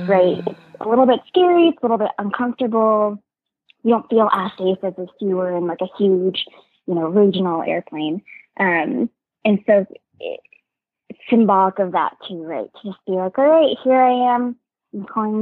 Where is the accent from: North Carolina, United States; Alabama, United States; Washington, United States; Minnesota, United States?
Washington, United States; moved away; also born or lived in U.S. Virgin Islands / Alaska; I grew up in Washington State and then the U.S. Virgin Islands.